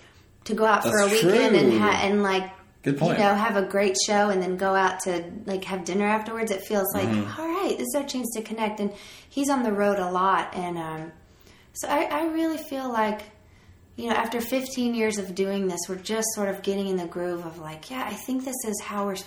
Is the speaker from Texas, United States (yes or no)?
no; Chesapeake, Virginia, United States; I'm from Chesapeake, Virginia